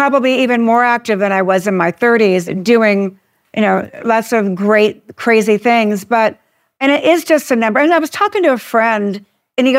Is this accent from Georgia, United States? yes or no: no; Southern California, United States; I grew up in Southern California.